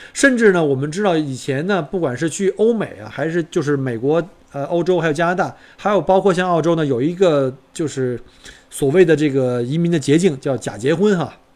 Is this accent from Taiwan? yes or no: no; China; moved away as an adult; now in Australia; 当时就只有我一个中国人